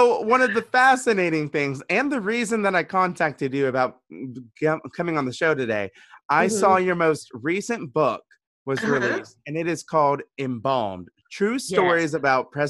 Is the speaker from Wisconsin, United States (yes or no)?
no; Louisiana, United States; I grew up in Louisiana, central Louisiana.